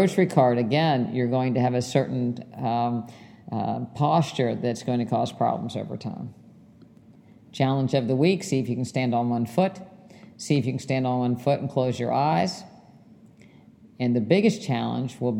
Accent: West Virginia, United States; my house growing up in West Virginia

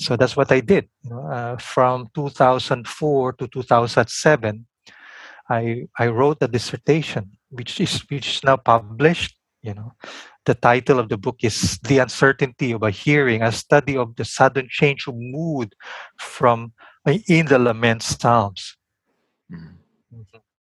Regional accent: Philippines; my own Philippine context, you know, as a Filipino in Asia

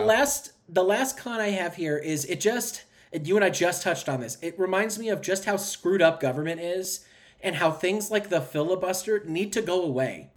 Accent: United States; you and I are both very proud Americans

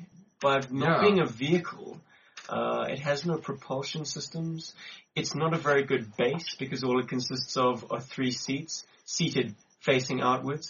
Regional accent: Cape Town, Western Cape, South Africa; now in Johannesburg, South Africa; back in my hometown, which is Cape Town

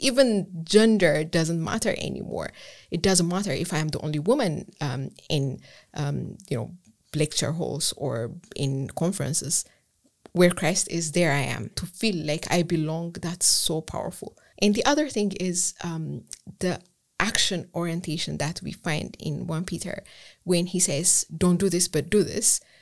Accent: Ethiopia; English is a second language; moved away as an adult; also born or lived in Germany / Edinburgh; I'm from Ethiopia. Um, I left Ethiopia to pursue undergraduate studies in Germany.

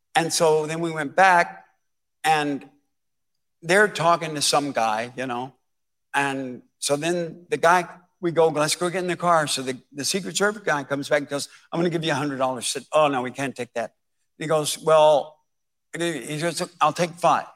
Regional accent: Dallas, Texas, United States; I grew up in Dallas

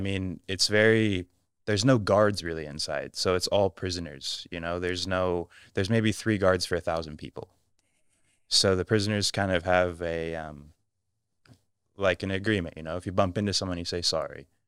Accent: United States; moved away; I'm American

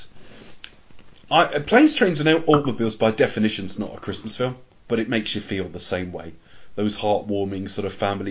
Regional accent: United Kingdom; we're all British, so we don't have Thanksgiving here

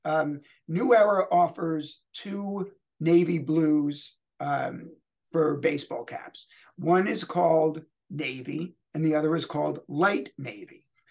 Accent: Louisville, Kentucky, United States; my hometown, Louisville Bats

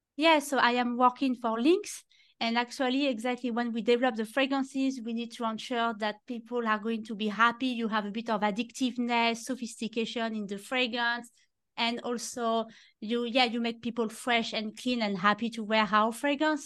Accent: Normandy, France; English is a second language; moved away; you can see with my very strong accent, I am from France and I grew up in Normandy in the countryside

